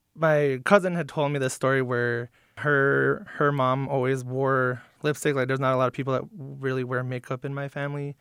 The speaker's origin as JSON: {"language": "English", "area": "Lac du Flambeau Reservation", "region": "northern Wisconsin", "country": "United States", "tie": "born or raised there", "said": "I'm from the Lactoflammable Reservation in northern Wisconsin"}